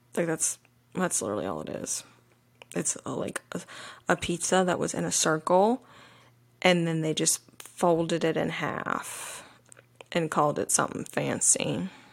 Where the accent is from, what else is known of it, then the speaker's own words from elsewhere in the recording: the South, United States; moved away; a woman who was born and raised in the South